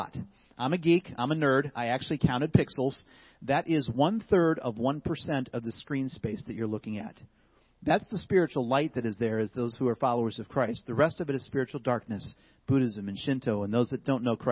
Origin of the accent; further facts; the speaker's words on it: Ohio, United States; moved away as an adult; also born or lived in Cleveland, Ohio / Southwest Florida; now in Florida, United States; I was originally born in the Cleveland, Ohio area